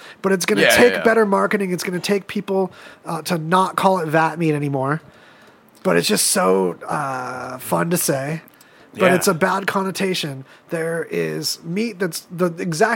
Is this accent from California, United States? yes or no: yes; Apple Valley, California, United States; where I was growing up in Apple Valley, California